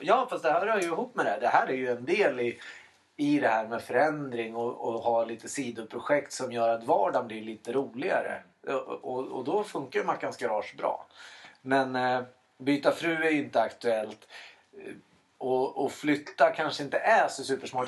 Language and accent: Swedish; Sweden; i Elstaberg där jag växte upp